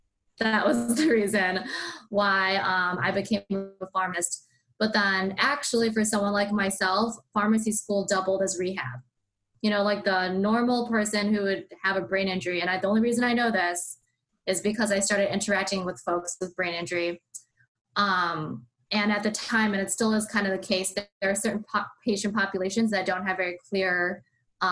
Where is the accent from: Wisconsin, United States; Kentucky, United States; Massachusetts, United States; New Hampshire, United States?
Wisconsin, United States; Madison; I'm from Madison, Wisconsin, and I went to UW-Madison for my undergrad